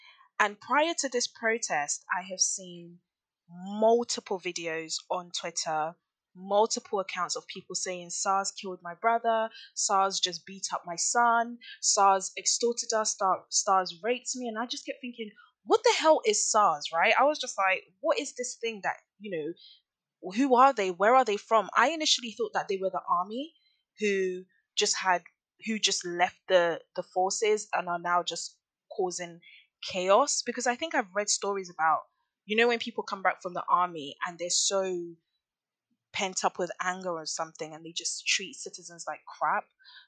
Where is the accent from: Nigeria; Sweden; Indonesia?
Nigeria; I am from a Nigerian heritage. I love Nigeria. I'm very, very in tune with my culture. I have family back home. I was born there. I am Nigerian.